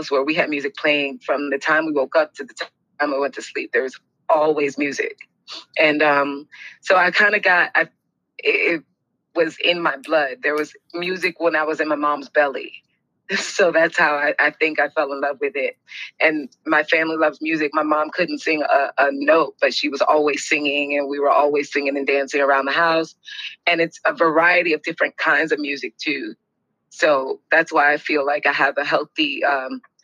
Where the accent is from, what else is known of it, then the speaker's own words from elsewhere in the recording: Miami, Florida, United States; I am born and raised in Miami, Florida. So, I'm one of the few actual South Florida natives.